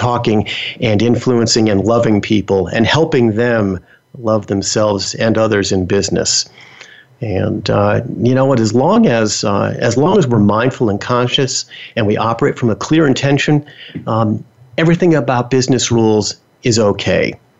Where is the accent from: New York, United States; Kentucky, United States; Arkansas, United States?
New York, United States; New York City; So I was born and raised in New York City, the Bronx, to be specific. Now, I know some of you are going to say, wow, you definitely do not have a New York accent.